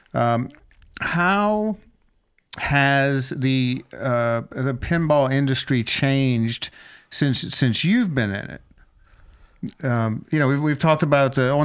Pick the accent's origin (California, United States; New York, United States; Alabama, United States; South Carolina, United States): South Carolina, United States; Columbia; I grew up in Columbia, South Carolina